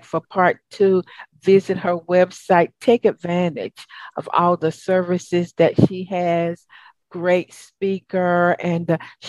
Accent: the South, United States; accent: Southern; my old Southern accent

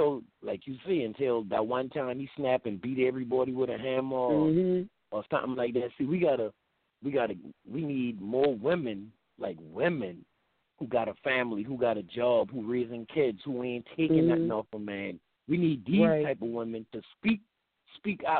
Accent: Charleston area, South Carolina, United States; accent: Geechee; I'm from Highway 17 and a little neighborhood called Red Talk

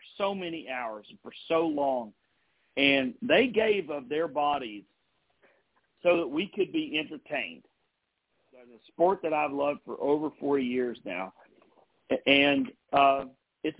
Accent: Beckley, West Virginia, United States; in my hometown, Beckley, West Virginia

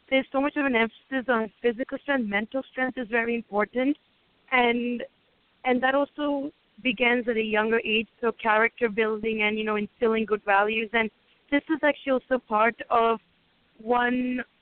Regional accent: Hyderabad, Telangana, India; my background is uh, Indian. I was born in India myself, so specifically from Hyderabad, which is southern India.

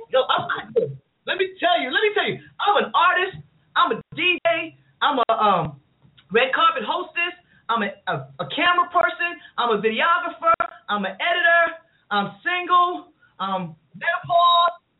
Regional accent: New York City, New York, United States; I'm from I'm from Queens

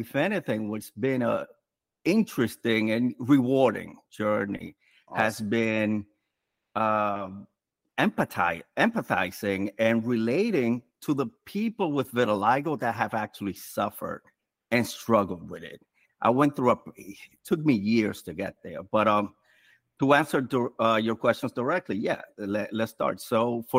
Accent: New York City, New York, United States; I'm from New York City, from the Bronx specifically.

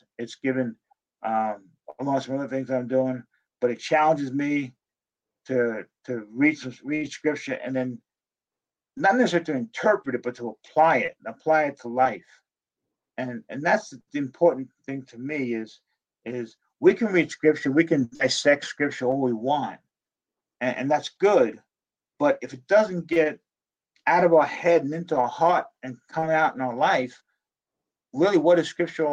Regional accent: Dumont, New Jersey, United States; because I grew up in New Jersey, I was a Giants fan

